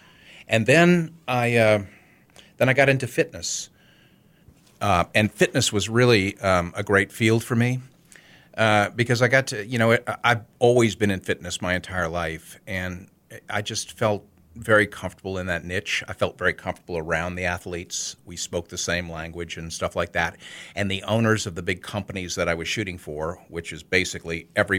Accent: New Orleans, Louisiana, United States; also born or lived in Connecticut; Born and raised in New Orleans. Actually, I went to high school in Connecticut, but yeah, I came back to New Orleans and graduated from Tulane.

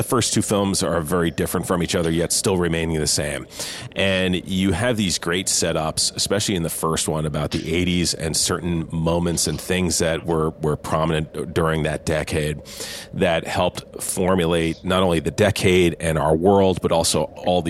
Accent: New Jersey, United States; now in California, United States; I grew up in Jersey

